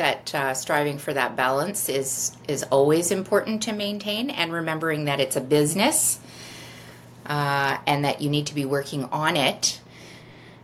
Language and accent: English; Toronto, Ontario, Canada; also born or lived in Vancouver Island; now in Vancouver, Canada; I'm originally from Toronto, and I started selling real estate actually on Vancouver Island